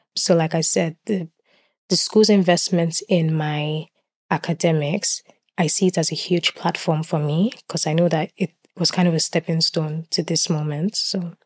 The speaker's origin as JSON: {"language": "English", "region": "Lagos", "country": "Nigeria", "tie": "born or raised there", "moved": "as an adult", "lives_now": "Swansea, United Kingdom", "said": "I was born in Lagos. I was brought up in Lagos"}